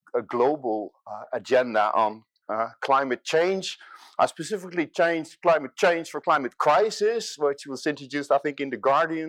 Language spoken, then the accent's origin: English; Rotterdam, South Holland, Netherlands; Now, I'm coming from Rotterdam. This is my city, this is my delta city